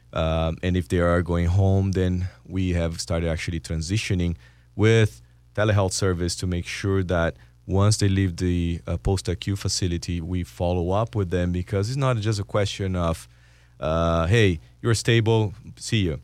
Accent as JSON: {"language": "English", "country": "Brazil", "moved": "yes", "said": "I'm from Brazil"}